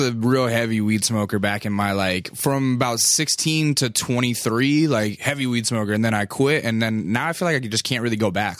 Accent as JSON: {"language": "English", "region": "Alaska", "country": "United States", "said": "I'm from Alaska"}